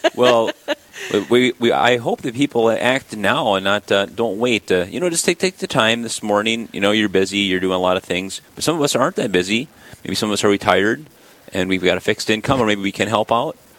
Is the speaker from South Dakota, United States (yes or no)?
yes; Sisseton, South Dakota, United States; I grew up in Sisseton, South Dakota